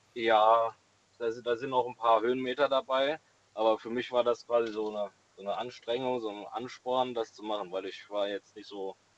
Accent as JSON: {"language": "German", "town": "Rettert", "region": "Rhineland-Palatinate", "country": "Germany", "said": "ich komme aus Rettert, in der Nähe von äh, ja, Dietz, Limburg, die Ecke"}